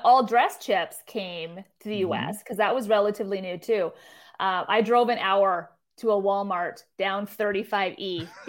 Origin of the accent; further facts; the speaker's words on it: Abbotsford, British Columbia, Canada; moved away as an adult; now in United States; I am from Abbotsford, British Columbia, which is about an hour from Vancouver.